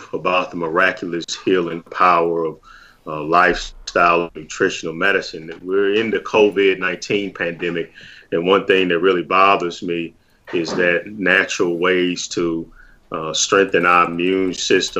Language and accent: English; St. Louis, Missouri, United States; I'm born and raised in St. Louis, Missouri